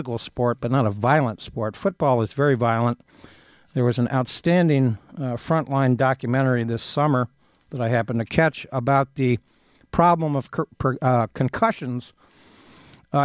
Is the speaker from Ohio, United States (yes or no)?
yes; Ohio, United States; now in Ann Arbor, United States; I grew up in Ohio